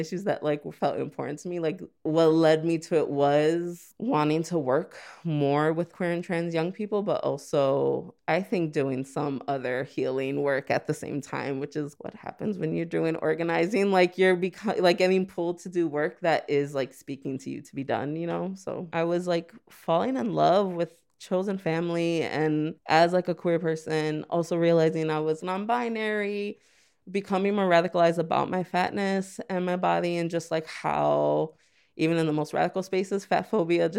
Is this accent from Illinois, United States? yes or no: yes; Chicago, Illinois, United States; I'm from Gage Park. A lot of people don't know about it. I mean, it holds definitely a special place in my heart. I just never really left my neighborhood for a really long time until, like, high school